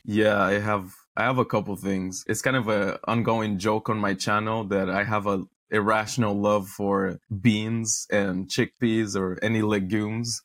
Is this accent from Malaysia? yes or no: no; Romania; moved away as an adult; also born or lived in Netherlands; I was born in Romania and then I moved to the Netherlands and Europe for university